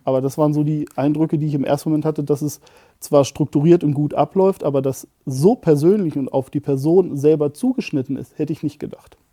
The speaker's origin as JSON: {"language": "German", "town": "Barsinghausen", "region": "Lower Saxony", "country": "Germany", "said": "Ich komme witzigerweise sogar aus dem Großraum Hannover, aus dem schönen Basinghausen am Deister"}